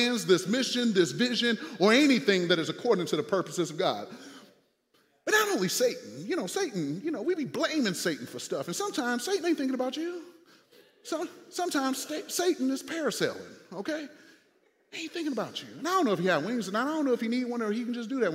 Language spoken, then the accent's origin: English; United States; also born or lived in Fort Wayne, Indiana; now in St. Louis, United States; I'm from Six Mile